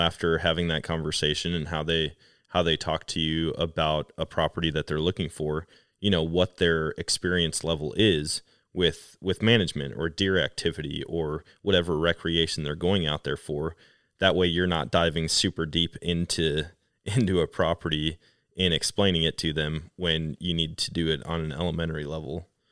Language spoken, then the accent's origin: English; Wisconsin, United States; moved away; I grew up in Wisconsin